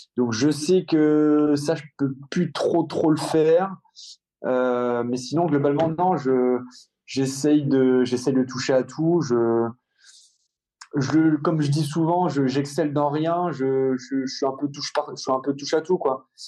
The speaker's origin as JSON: {"language": "French", "town": "Rouen", "region": "Normandy", "country": "France", "said": "je suis normand, je suis rouennais, je, j'a, j'a, j'adore ma ville et, et, et, et ma région"}